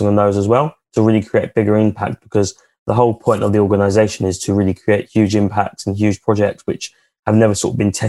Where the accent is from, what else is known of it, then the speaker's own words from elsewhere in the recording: Chigwell, East of England, United Kingdom; we're from Chigwell.